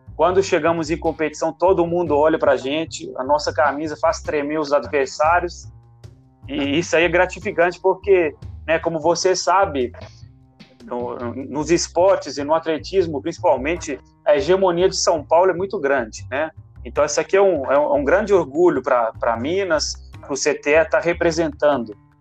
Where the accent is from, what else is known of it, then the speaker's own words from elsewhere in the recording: Italy; moved away as an adult; now in Brazil; eu sou italiano. Eu fui atleta lá na Itália, formei educação física na Itália